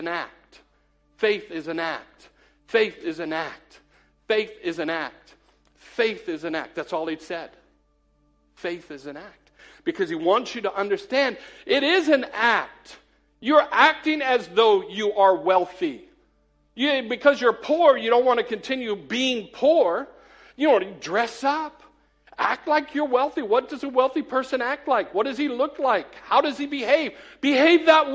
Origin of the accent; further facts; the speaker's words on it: United States; moved away as an adult; now in Cheadle Hulme, United Kingdom; I'm an American